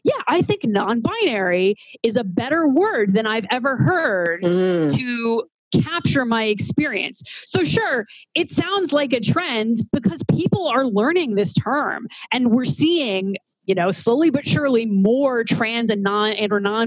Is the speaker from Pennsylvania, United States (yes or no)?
no; Missouri, United States; now in Boston, United States; I grew up in Missouri